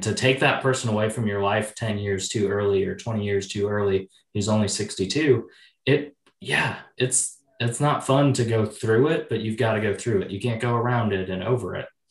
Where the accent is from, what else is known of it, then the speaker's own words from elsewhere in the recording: Oshkosh, Wisconsin, United States; I grew up in Oshkosh, Wisconsin.